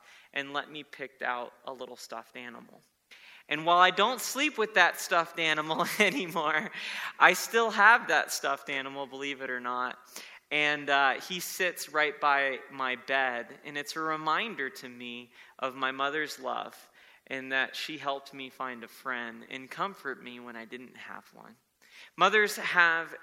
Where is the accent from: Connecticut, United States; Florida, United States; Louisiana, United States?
Florida, United States; South; when I was a boy growing up in South Florida, we had moved to a new town